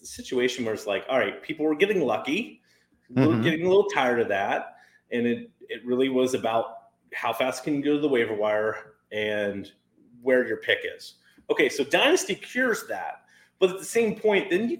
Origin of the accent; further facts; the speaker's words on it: Ohio, United States; I'm from Ohio